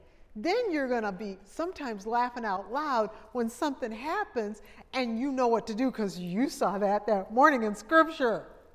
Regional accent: Minnesota, United States; now in Pensacola, United States; But I'm from Minnesota before I moved to Pensacola, and you could see your breath in the air.

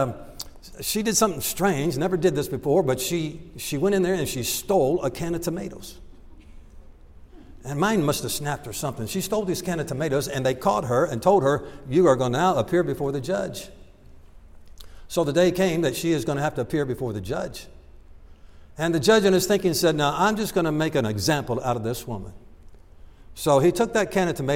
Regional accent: Milford, Ohio, United States; moved away as an adult; also born or lived in Michigan / Kentucky; I grew up in a little town called Milford.

